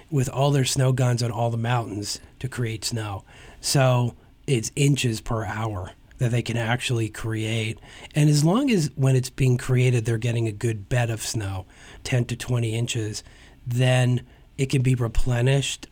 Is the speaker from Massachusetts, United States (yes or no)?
no; Hazleton, Pennsylvania, United States; I'm originally from Hazleton